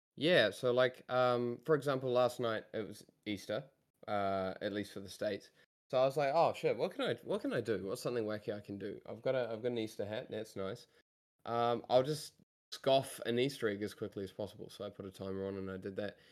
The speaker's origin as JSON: {"language": "English", "country": "New Zealand", "said": "I come from New Zealand"}